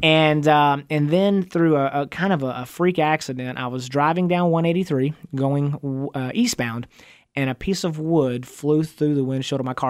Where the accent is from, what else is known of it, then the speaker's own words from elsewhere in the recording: Van, Texas, United States; I grew up out in East Texas, and I went to, uh, went to high school in a little town called